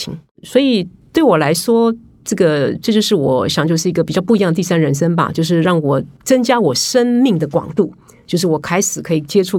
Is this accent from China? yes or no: no; Taiwan; 因为毕竟我是台湾人，可是我常年在法商工作。